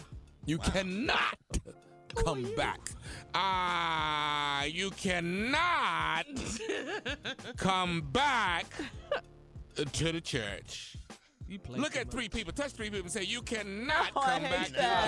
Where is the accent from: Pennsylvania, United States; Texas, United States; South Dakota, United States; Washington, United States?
Texas, United States; Houston; You better. I'm from Houston.